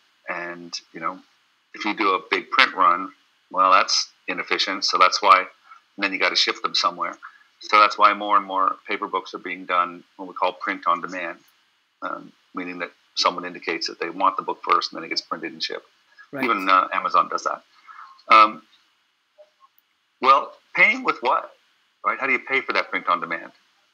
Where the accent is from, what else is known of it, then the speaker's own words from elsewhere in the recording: California, United States; You know, I come from Silicon Valley.